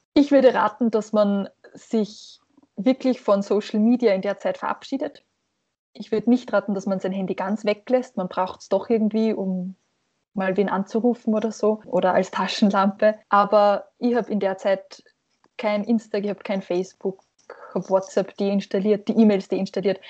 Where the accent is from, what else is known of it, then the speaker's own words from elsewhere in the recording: Hafnerbach, Lower Austria, Austria; von meinem Heimatort Hafnerbach in Niederösterreich